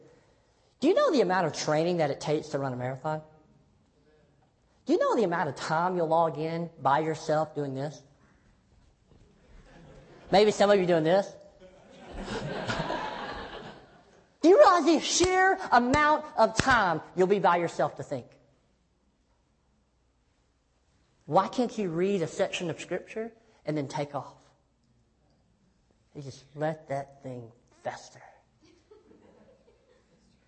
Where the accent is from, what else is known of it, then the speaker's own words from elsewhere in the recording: Tennessee, United States; I'm from Tennessee